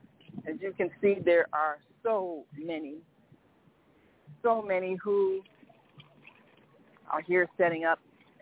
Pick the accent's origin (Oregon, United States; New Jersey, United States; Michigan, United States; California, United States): Michigan, United States; Detroit; Well, I am from Detroit. I've been doing this for 15 years.